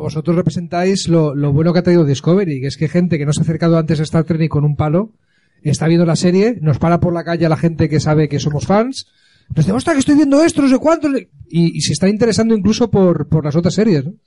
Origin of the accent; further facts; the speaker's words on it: Alicante, Valencian Community, Spain; also born or lived in London; unos cuantos alicantinos